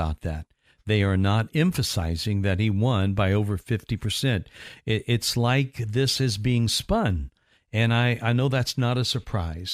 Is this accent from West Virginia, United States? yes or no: no; Indiana, United States; moved away; I'm from Indiana, and we would have wind chill factors, the worst of which in my home state was minus 60 during one blizzard that we had